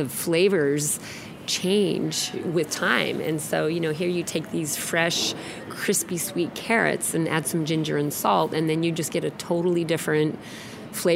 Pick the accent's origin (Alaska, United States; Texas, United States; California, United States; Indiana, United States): Alaska, United States; now in Seattle, United States; I grew up in Alaska